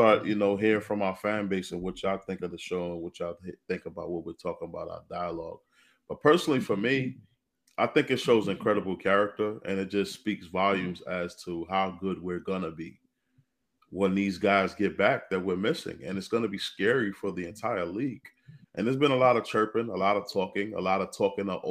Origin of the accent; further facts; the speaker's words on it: New York City, New York, United States; I grew up in Brooklyn, New York